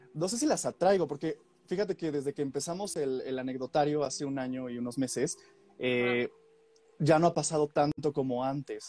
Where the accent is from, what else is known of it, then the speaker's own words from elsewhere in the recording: Puebla, Mexico; also born or lived in Mexico City; yo soy de Puebla